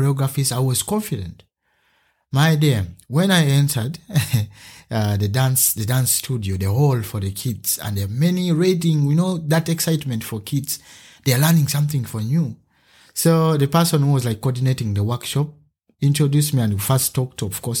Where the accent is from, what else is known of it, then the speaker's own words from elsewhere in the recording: Uganda; now in Germany; I come from Uganda and I'm an artist. Yeah, I'm a simple man living in Germany right now